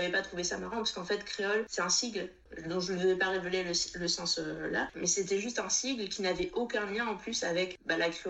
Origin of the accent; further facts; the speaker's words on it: Réunion, France; que je leur dise que je viens de la Réunion.